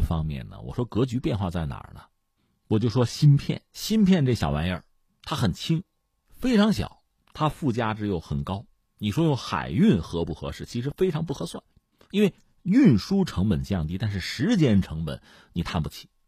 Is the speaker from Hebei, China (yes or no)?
yes; Hebei, China; 我自己作为河北人